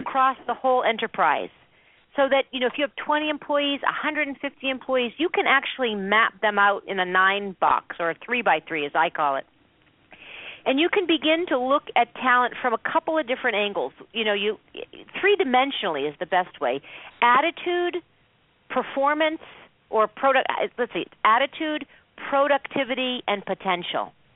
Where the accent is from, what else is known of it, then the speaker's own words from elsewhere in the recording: Boston, Massachusetts, United States; now in Cleveland, United States; I'm originally from Boston